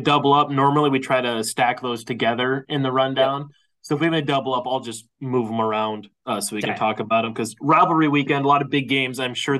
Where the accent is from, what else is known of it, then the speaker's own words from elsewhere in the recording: Wisconsin, United States; I'm from Wisconsin.